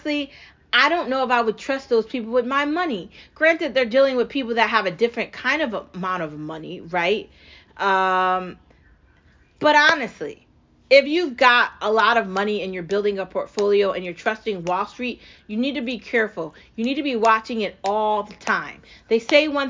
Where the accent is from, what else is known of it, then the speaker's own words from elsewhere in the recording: United States; I'm an American